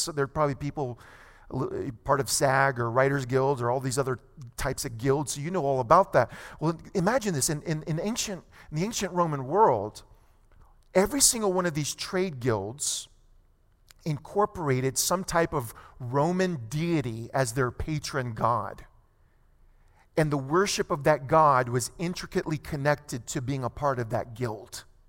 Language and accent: English; United States; I'm proud to be American